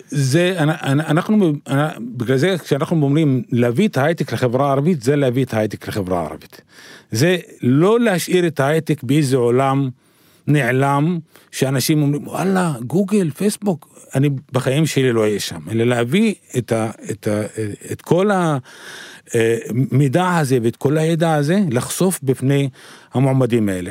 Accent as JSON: {"language": "Hebrew", "town": "Arraba", "region": "Northern District", "country": "Israel", "said": "אני מגיע מעראבה, בגליל, נשוי ואב לארבעה"}